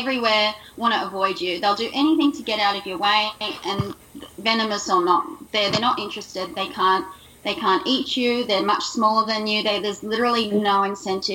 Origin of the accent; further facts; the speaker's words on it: Sydney, New South Wales, Australia; moved away as an adult; now in Brisbane, Australia; I'm originally from Sydney, and I'm talking right in the city, so I grew up with no wildlife outside of rock doves and white ibis